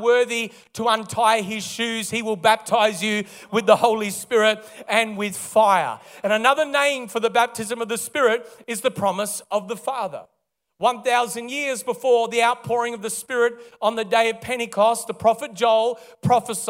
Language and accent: English; Melbourne, Victoria, Australia; also born or lived in Kalgoorlie, Western Australia; originally born and raised in Melbourne